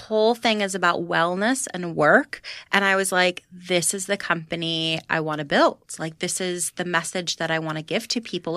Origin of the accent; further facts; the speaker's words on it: Florida, United States; now in New York, United States; I'm from Florida